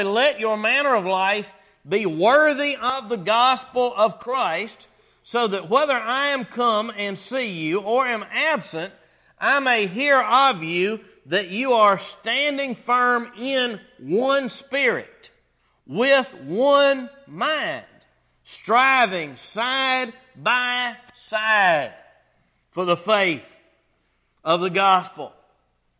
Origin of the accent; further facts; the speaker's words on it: North Carolina, United States; accent: North Carolina English; I surely am from North Carolina